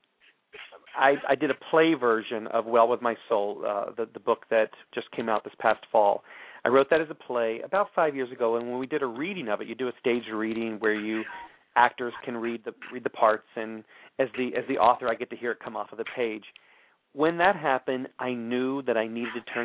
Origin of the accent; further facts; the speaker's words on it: Texas, United States; I grew up Southern Baptist in Texas